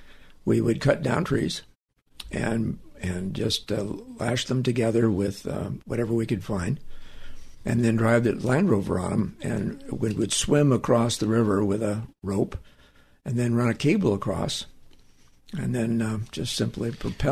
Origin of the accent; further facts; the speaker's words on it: San Gabriel, California, United States; In San Gabriel.